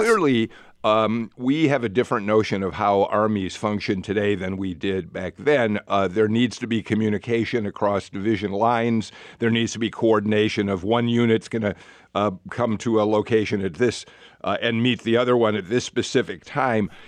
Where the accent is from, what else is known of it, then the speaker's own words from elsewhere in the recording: Chicago, Illinois, United States; now in Atlanta, United States; I grew up in Chicago